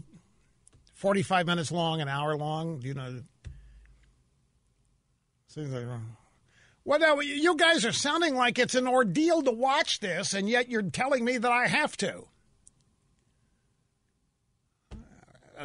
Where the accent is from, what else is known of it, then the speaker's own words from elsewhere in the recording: Missouri, United States; I'm from Missouri.